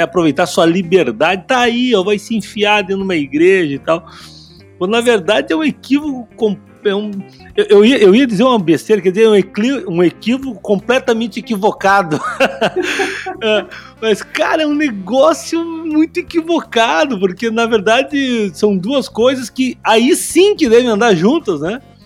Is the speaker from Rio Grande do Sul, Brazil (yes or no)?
yes; São Leopoldo, Rio Grande do Sul, Brazil; eu sou de São Leopoldo, do Vale do Sino